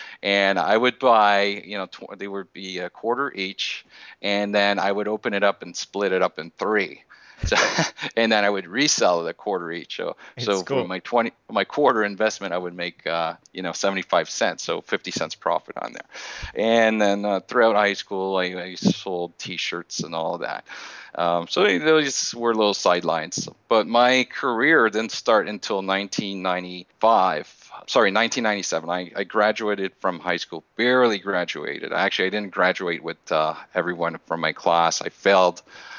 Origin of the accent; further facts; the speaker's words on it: Montreal, Quebec, Canada; born and raised in Montreal, Canada.